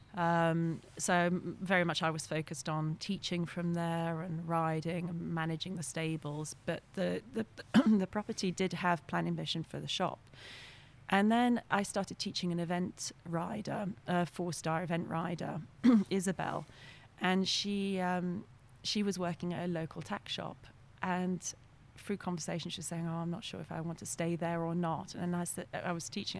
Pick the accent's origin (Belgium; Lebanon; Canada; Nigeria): Belgium; first language French; English is a second language; moved away; also born or lived in North Yorkshire, England / England; when I was six months old, my family moved to Belgium. And um, I was actually brought up in a French speaking school. So my first language is actually French